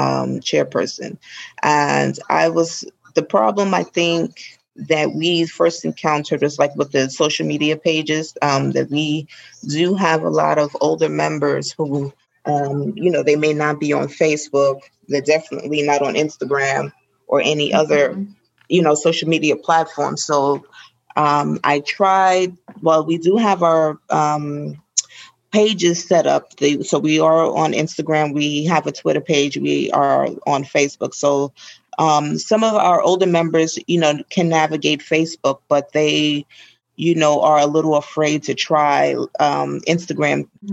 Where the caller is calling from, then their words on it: New York, United States; I'm calling from New York, and I run the social media pages for my chapter, the Greater New York chapter